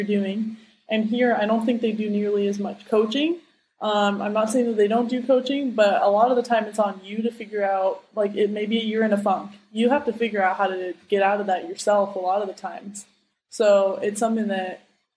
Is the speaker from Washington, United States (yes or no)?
yes; Seattle, Washington, United States; moved away as an adult; now in Terville, France; I stayed in my hometown for